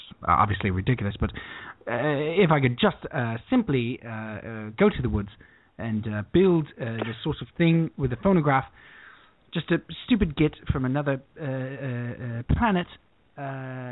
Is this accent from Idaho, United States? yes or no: no; Commack, New York, United States; I grew up in Comac on Long Island in the 80s